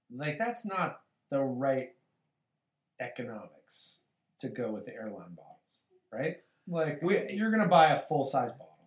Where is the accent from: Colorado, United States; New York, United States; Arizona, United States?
Colorado, United States; I grew up in Colorado, and when I was a kid, we had no baseball team.